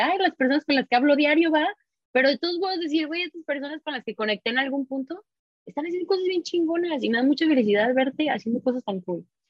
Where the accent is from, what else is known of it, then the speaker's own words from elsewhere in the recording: Mexico; moved away; de donde soy, ¿no? así de México